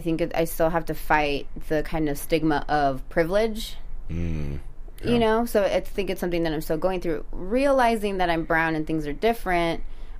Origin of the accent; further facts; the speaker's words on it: South Orange County, California, United States; English is a second language; also born or lived in Nayarit, Mexico; I grew up in South Orange County.